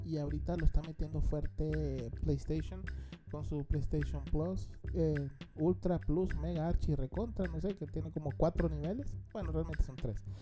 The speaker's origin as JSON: {"language": "Spanish", "town": "Tegucigalpa", "region": "Francisco Morazán", "country": "Honduras", "said": "nosotros somos de Tegucigalpa"}